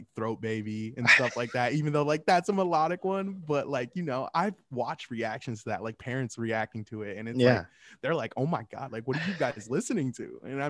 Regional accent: Michigan, United States; I mean, I know I'm from Michigan, but, like, still, like

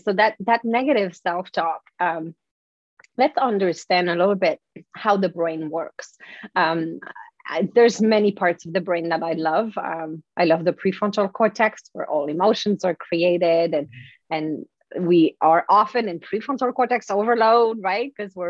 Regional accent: France; accent: French; English is a second language; But anyway, that's my French accent. But whatever, the voice in my head was right. My English was really bad.

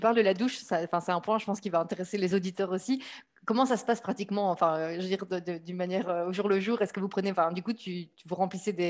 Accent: Belgium; moved away as an adult; also born or lived in Norway / England / Luxembourg; now in Barcelona, Spain; Je suis partie de Belgique en 2013 lors de mon Erasmus en Norvège.

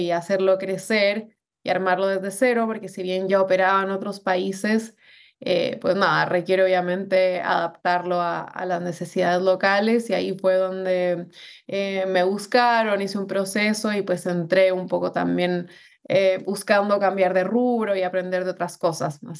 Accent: Bogotá, Colombia; moved away as an adult; now in Chile; Bueno, yo soy de Colombia, de Bogotá, eh, pero es chistoso porque eh, como llevo 11 años viviendo en Chile, el acento se me perdió

